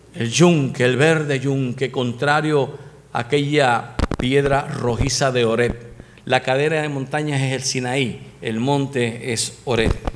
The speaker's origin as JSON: {"language": "Spanish", "country": "Puerto Rico", "said": "Los puertorriqueños tenemos un refrán"}